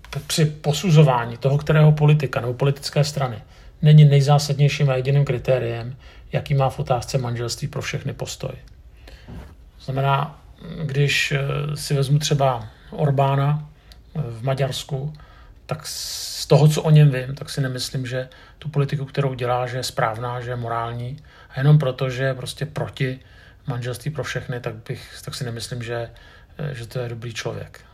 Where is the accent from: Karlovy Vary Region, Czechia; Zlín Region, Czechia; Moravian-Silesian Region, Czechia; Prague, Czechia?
Prague, Czechia; jsem Pražák